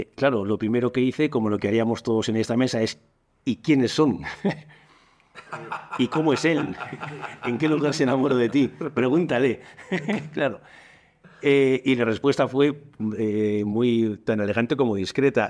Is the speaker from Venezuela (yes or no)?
no; Bilbao, Basque Country, Spain; nací en Bilbao, en el, en el País Vasco